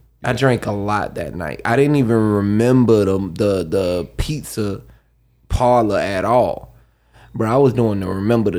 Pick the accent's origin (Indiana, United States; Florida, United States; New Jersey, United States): Florida, United States; I am from Florida.